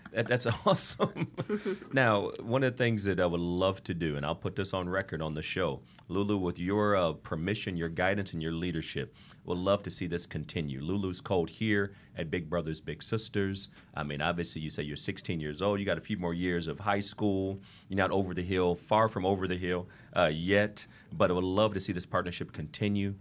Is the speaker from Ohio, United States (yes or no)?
yes; Ohio, United States; now in Miami, United States; I'm from Ohio